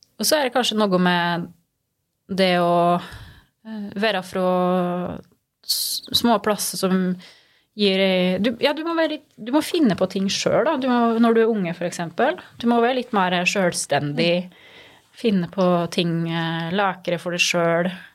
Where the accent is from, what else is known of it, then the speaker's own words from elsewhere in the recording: Skåbu, Innlandet, Norway; moved away; Gudbrandsdalen er jo hjemme for meg. Det, det, er ingen tvil om det. Og jeg, jeg er veldig stolt av å komme fra Gudbrandsdalen.